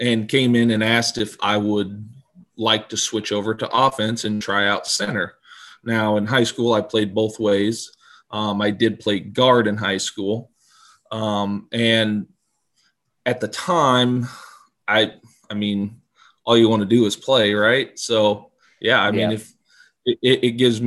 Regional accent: Lincoln, Nebraska, United States; I grew up in Lincoln, went to Lincoln Northeast

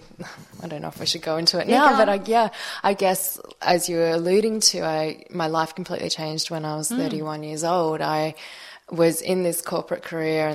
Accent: Melbourne, Victoria, Australia; So I was born in Melbourne, but my parents are Malaysian Chinese

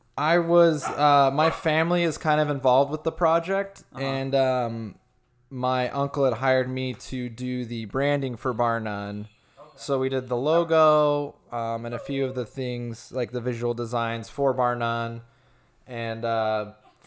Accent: Gilbert, Arizona, United States; also born or lived in Los Angeles; I'm from here originally

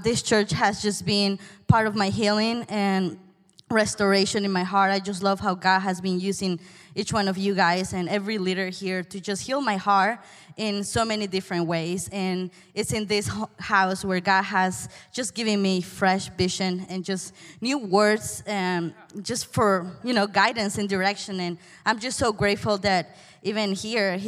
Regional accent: Peru; English is a second language; moved away; I'm from Peru, by the way. This is far away

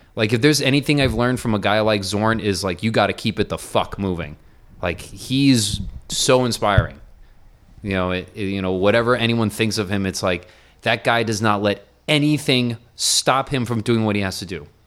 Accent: Miami, Florida, United States; now in New York, United States; all the years I grew up in Miami

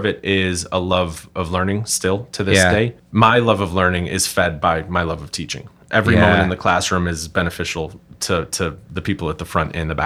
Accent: Boston, Massachusetts, United States; I had a very, very good early education. It was in Roxbury. I went to the Ralph Waldo Emerson Elementary School where my mother served lunch.

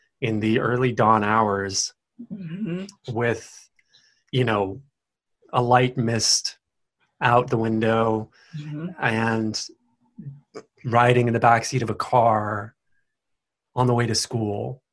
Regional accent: Tennessee, United States; moved away; from the South originally, from Tennessee

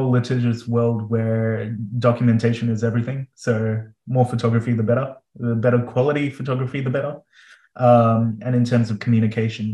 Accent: Melbourne, Victoria, Australia; moved away as an adult; also born or lived in Adelaide; now in South Australia, Australia; I'm originally from Melbourne, but we trained in Adelaide

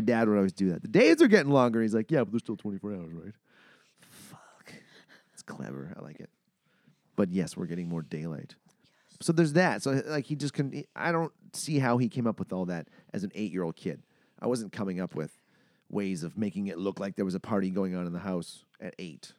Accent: Manitoba, Canada; I'm from Manitoba. I know what minus forty feels like

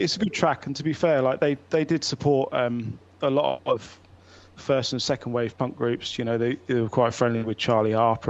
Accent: Bradford, Yorkshire and the Humber, United Kingdom; So, it's …. We're from Bradford.

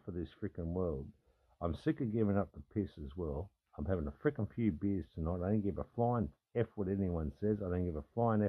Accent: Australia; I'm an Australian fucking man, I'm an Australian dude

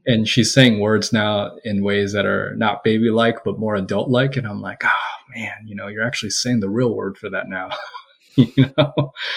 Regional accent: United States; I'm Korean American

